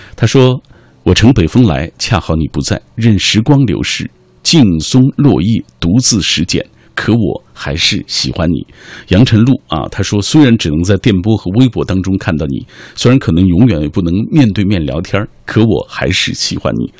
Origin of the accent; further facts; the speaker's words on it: Xinjiang, China; 我在新疆是生活了很长一段时间的